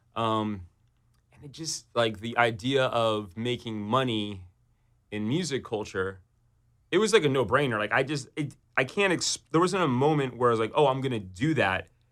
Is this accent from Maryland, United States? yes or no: no; New York City, New York, United States; I grew up on the Upper East Side in New York City